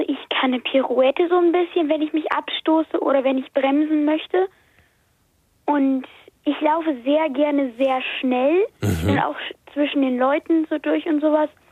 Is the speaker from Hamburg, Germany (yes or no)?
yes; Hamburg, Germany; Ich komme aus Hamburg